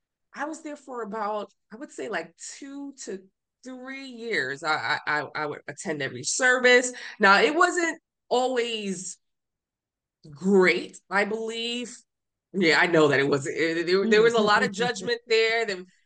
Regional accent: Honduras; I'm from Honduras, so we practice another type of religion.

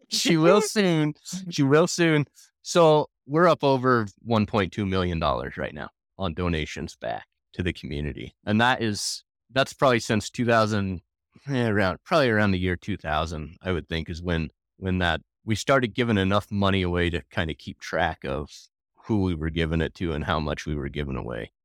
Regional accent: Jackson, Wyoming, United States; Born and raised in Jackson

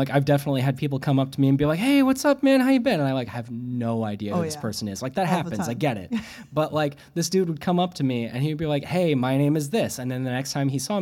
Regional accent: Springfield, Missouri, United States; also born or lived in Bloomington, Illinois; now in Providence, United States; I grew up in Springfield, Missouri

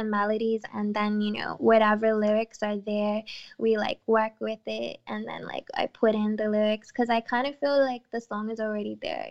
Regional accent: Bermuda; growing up in Bermuda, I promise you, not one time did we ever talk about the Bermuda Triangle in class

